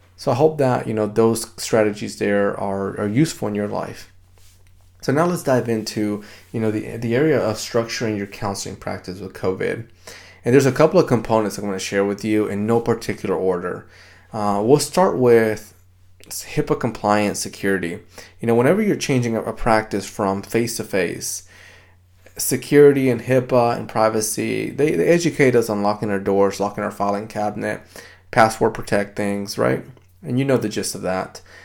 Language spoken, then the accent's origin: English; Dominican Republic; now in United States; I grew up in the Dominican Republic